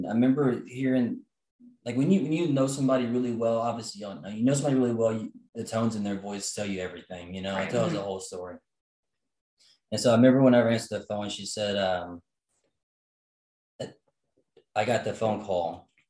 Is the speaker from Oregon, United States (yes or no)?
no; Huntsville, Texas, United States; And then, you know, and so Crystal and I, we came from Huntsville, Texas. It's a small town.